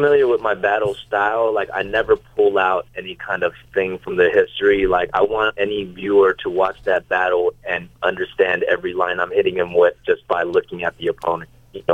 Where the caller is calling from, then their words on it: Los Angeles, California, United States; I'm calling from Los Angeles, California.